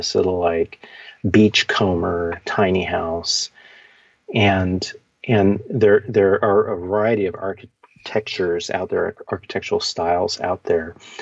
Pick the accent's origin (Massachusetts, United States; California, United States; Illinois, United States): California, United States; Bay Area; also born or lived in Ukiah, California / Mendocino County, California; I was born in Ukiah. I was there as a baby, and my family moved to the Bay Area